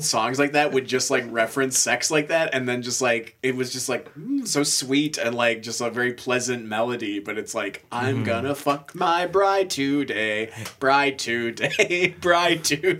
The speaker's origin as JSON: {"language": "English", "region": "Wisconsin", "country": "United States", "said": "We are from the Midwest."}